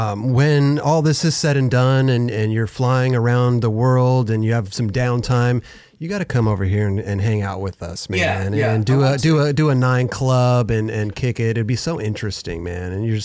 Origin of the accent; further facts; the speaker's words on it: Malibu, California, United States; growing up in Malibu, we had all the fires come through over the years.